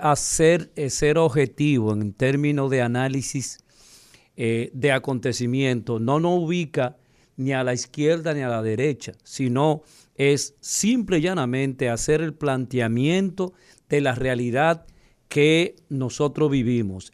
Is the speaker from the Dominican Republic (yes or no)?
yes; Dominican Republic; nosotros los dominicanos